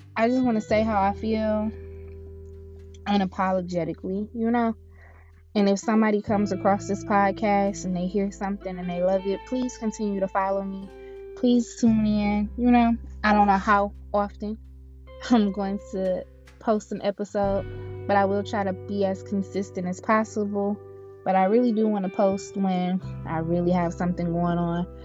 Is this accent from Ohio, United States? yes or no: yes; Cleveland, Ohio, United States; I grew up in Cleveland, Ohio